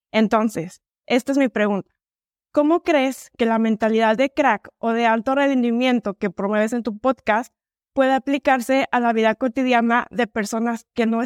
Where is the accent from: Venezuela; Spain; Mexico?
Mexico; Ciudad Guzmán, Jalisco; now in Guadalajara, Mexico; yo te saludo desde Guadalajara, pero soy de Ciudad Guzmán, Jalisco.